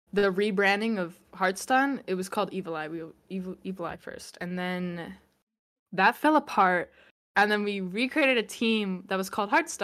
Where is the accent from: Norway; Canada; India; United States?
Canada; I'm Canadian